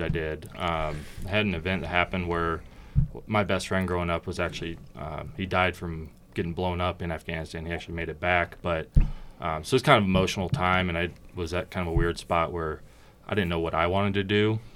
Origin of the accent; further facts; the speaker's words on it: Portland, Oregon, United States; moved away as an adult; also born or lived in California; Born in California, but very quickly moved to Oregon. Um, grew up there almost my entire life